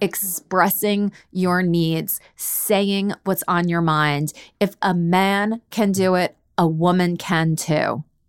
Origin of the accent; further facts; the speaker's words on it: New York, United States; I am from New York and I have a little bit more of a, an edge